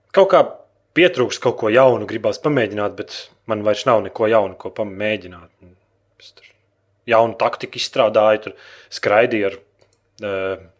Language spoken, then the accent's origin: Latvian; Latvia; Mums bērnībā Latvijā rādīja Transformers.